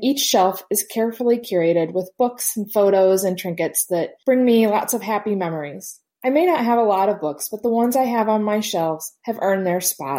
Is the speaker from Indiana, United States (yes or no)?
yes; Indianapolis, Indiana, United States; I'm from Indianapolis, Indiana.